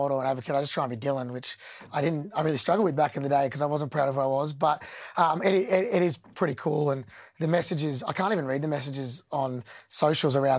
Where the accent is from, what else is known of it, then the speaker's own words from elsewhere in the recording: Australia; as Australians